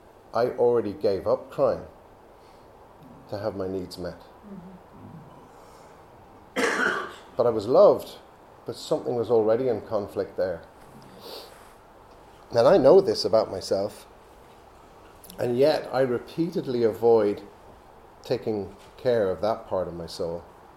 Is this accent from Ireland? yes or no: no; Belgium; also born or lived in England; But I wasn't born in France, I was born in England. And I was confused, even at the age of 2, about where I was from. My parents had met here, had me here. Now they were back in Belgium